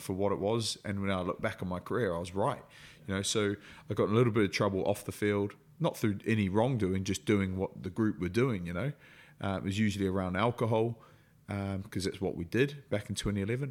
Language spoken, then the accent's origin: English; New Zealand; moved away; growing up in New Zealand, everything to do with it, then moving here